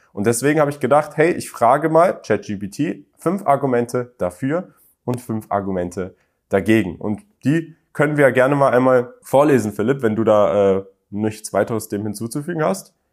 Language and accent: German; Berlin, Germany; moved away as an adult; ich bin in Berlin aufgewachsen